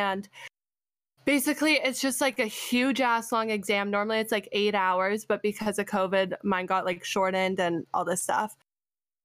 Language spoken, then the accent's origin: English; Canada; also born or lived in Arizona, United States; being a Canadian that went to an American school and has an American degree